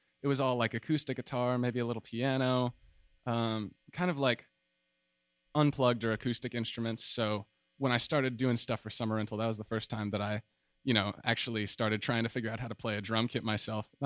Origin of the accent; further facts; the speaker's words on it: Atlanta, Georgia, United States; moved away as an adult; now in San Marcos, United States; I'm from Atlanta, Georgia